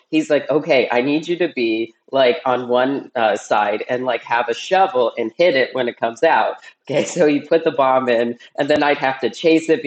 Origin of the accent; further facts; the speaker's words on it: Fresno, California, United States; also born or lived in Cincinnati, Ohio, United States / San Ramon, California, United States; I was born in Cincinnati, Ohio. And then pretty soon after I was born, my family My mom, my dad, and my older brother, we moved to California. And so basically for 10 years, starting when I was a toddler, I was living like in San Ramon